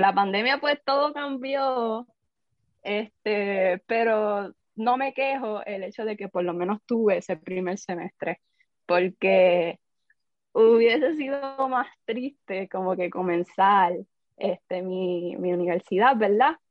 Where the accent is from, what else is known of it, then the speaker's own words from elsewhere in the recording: Caguas, Puerto Rico; yo soy de Cagua, eh, estudié ahí toda mi vida